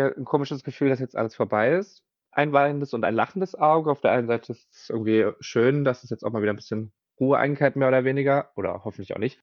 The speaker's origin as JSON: {"language": "German", "town": "Mainz", "region": "Rhineland-Palatinate", "country": "Germany", "moved": "as an adult", "lives_now": "Berlin, Germany", "said": "wo ich herkomme aus Mainz"}